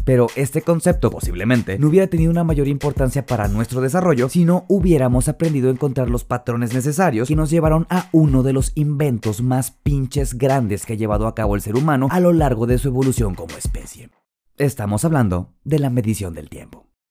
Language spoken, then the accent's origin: Spanish; Mazatlán, Sinaloa, Mexico; soy de Mazatlán, Sinaloa.